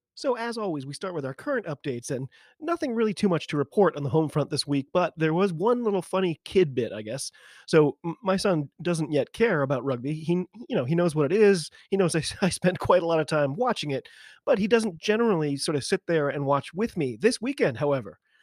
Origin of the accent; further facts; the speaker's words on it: United States; I'm an American